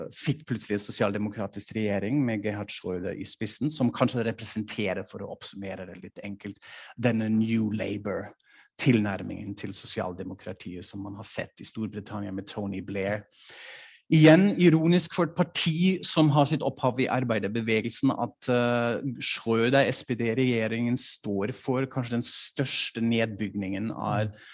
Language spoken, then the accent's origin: Norwegian; Norway; now in Germany; hjemlandet mitt